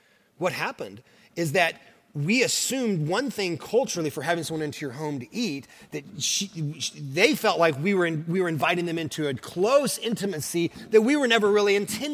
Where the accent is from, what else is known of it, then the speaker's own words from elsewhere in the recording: Oklahoma, United States; also born or lived in Kentucky; now in Southern California, United States; So I'm from Oklahoma, and my wife is as well